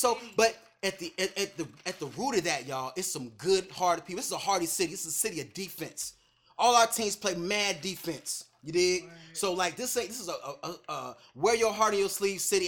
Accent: Chicago, Illinois, United States; now in California, United States; I'm from Chicago

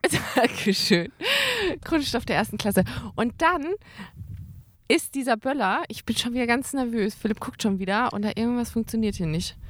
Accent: Karlsruhe, Baden-Württemberg, Germany; moved away; also born or lived in Münster; Ich bin nämlich ähm, in Karlsruhe aufgewachsen und geboren und äh, habe da dann irgendwann, und dann sind meine Eltern umgezogen nach Münster und äh, ich musste ja mit.

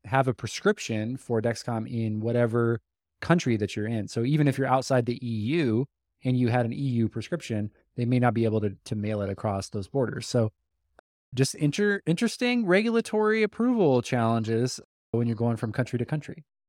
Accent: United States; we are American, we're Western

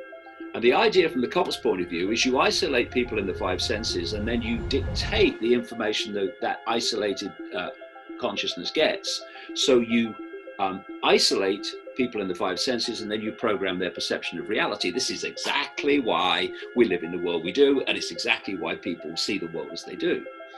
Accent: United Kingdom; I am a man, I am white, I am British, etc.

